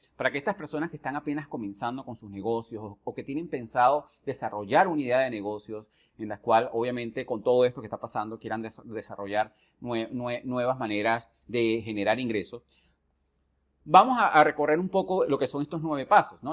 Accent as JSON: {"language": "Spanish", "country": "Venezuela", "moved": "yes", "said": "desde que yo salí de Venezuela hace muchísimos años atrás"}